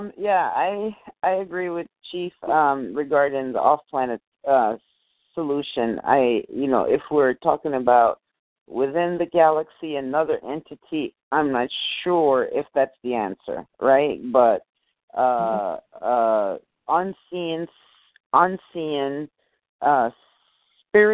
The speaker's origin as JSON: {"language": "English", "country": "Jamaica", "moved": "yes", "lives_now": "United States", "said": "I'm from Jamaica"}